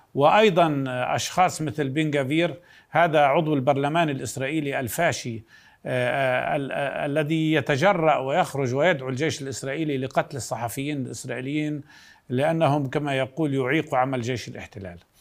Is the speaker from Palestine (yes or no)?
yes; Palestine; بنفسنا أولا كفلسطينيين